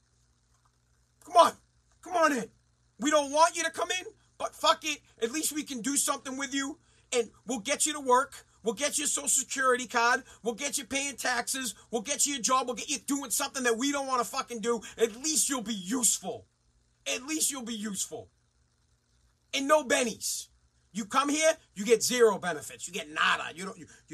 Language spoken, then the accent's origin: English; Massachusetts, United States; I'm from Mass